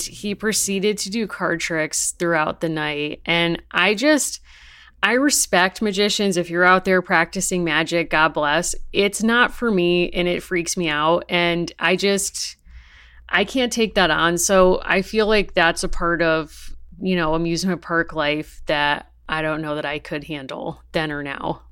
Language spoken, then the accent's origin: English; New England, United States; growing up in New England and still living here